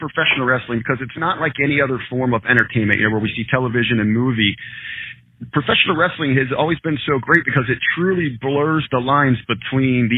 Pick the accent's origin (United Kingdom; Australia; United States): United States; Southern Ohio; I grew up in Southern Ohio there.